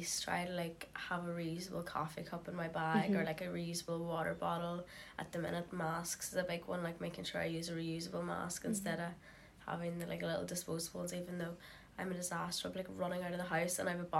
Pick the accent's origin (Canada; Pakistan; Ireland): Ireland; Donegal, Ulster; now in Portstewart, United Kingdom; I'm from Donegal, and I'm living in Port Stewart at the minute, and I absolutely love living in Port Stewart